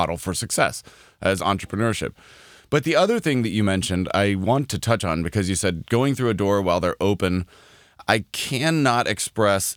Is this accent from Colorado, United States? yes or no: yes; Denver, Colorado, United States; I'm a quarter Italian by genetics, I grew up in Denver, Colorado, about as far from an ocean as a human can possibly be